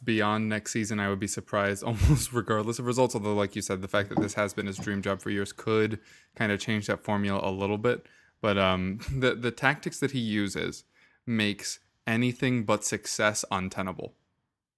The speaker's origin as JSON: {"language": "English", "country": "United States", "said": "as an American"}